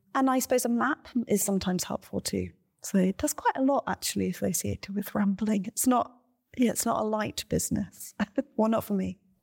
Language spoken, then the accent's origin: English; Cornwall, South West England, United Kingdom; also born or lived in Ireland; I grew up in Ireland and then Cornwall, and generally was in the countryside as a child